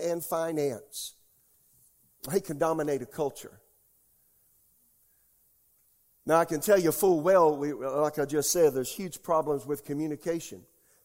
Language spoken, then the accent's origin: English; Deep South, United States; now in Raleigh, United States; I was raised in the Deep South.